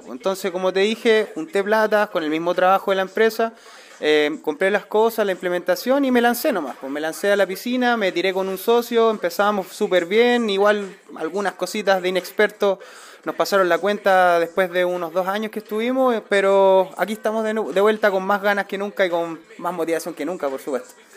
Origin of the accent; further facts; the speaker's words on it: Placilla, Valparaíso, Chile; soy de Placilla, vivo ya hace 10 años acá en el sector